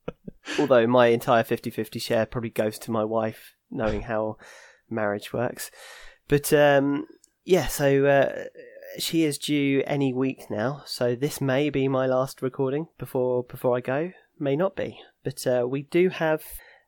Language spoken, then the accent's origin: English; Staines, South East England, United Kingdom; I mean, we're from Staines, I know people.